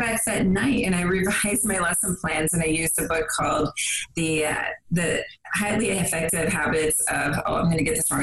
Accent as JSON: {"language": "English", "region": "West Virginia", "country": "United States", "tie": "born or raised there", "said": "I grew up in West Virginia."}